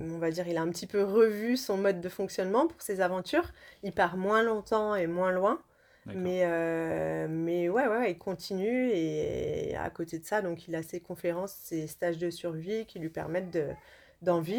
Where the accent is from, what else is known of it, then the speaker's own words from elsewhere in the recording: Lyon, Auvergne-Rhône-Alpes, France; Moi je suis de Lyon aussi.